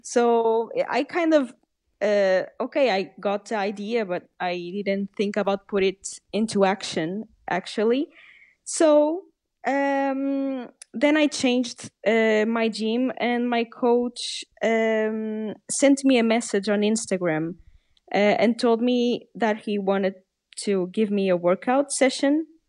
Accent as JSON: {"language": "English", "country": "Portugal", "tie": "born or raised there", "second_language": "English", "said": "I'm Portuguese, I'm half Portuguese and half Canadian, uh, but I was born in Portugal and I live in Portugal"}